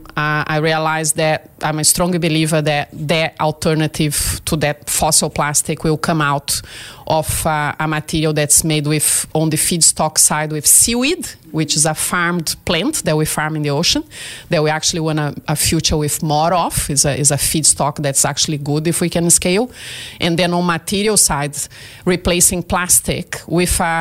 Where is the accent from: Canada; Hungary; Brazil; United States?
Brazil; English is a second language; moved away as an adult; now in Australia; I'm originally from Brazil and I studied oceanography in there.